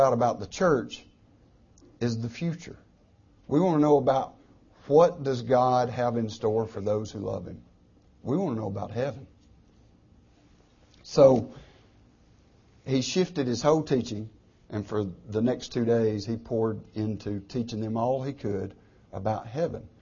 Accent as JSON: {"language": "English", "country": "United States"}